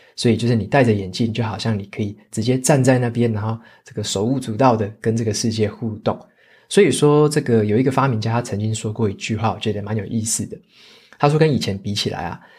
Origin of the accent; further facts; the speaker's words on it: Taitung County, Taiwan; moved away; 我自己也会回我的老家台东那边去过年